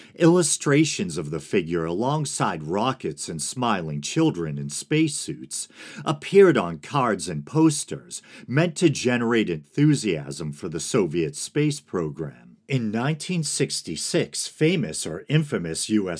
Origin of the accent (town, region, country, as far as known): United States